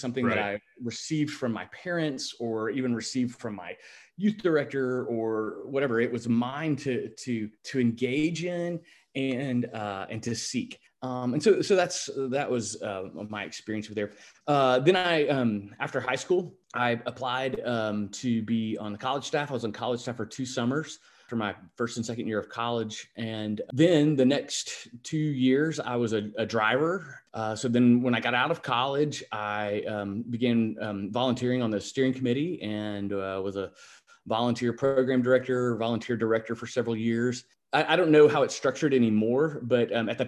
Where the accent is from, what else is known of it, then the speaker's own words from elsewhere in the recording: Little Rock, Arkansas, United States; I grew up in Little Rock.